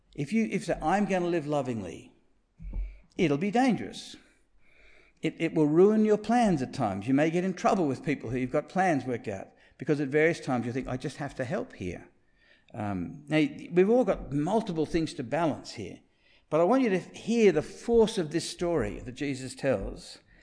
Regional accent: Sydney, New South Wales, Australia; I grew up in Rose Bay

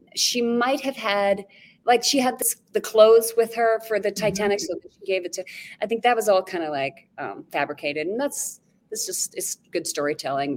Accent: Castle Rock, Colorado, United States; moved away; I'm from Castle Rock, just like south of Denver

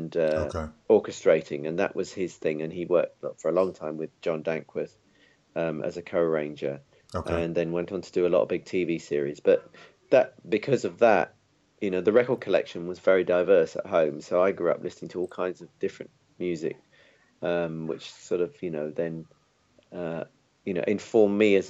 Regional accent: London, United Kingdom; I was born in London and, you know, basically grew up here.

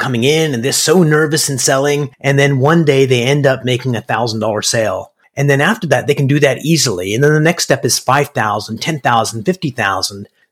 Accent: Canada; moved away as an adult; now in United States; I'm a Canadian

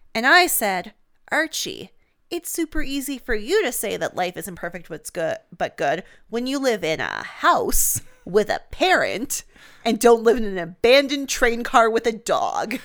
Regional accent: Canada; I'm a Canadian

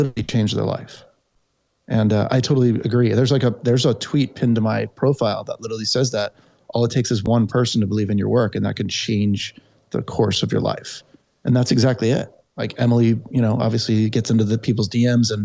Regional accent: New England, United States; moved away as an adult; now in Los Angeles, United States; I'm from New England

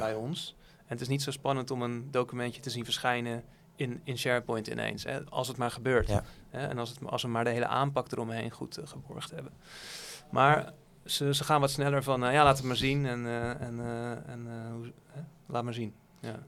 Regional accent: Netherlands; Als Nederlander

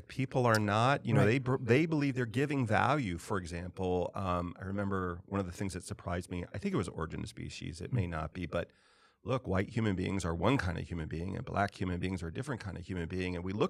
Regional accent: California, United States; moved away; where I grew up primarily in California. It was different to a large degree than the South that I moved to.

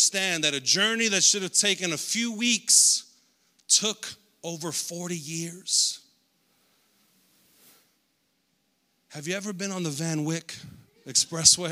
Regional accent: United States; I'm an American

